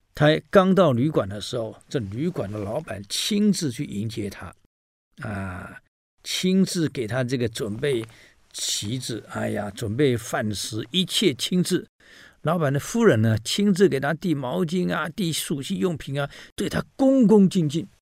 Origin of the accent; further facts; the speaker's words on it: Taiwan; 我台湾人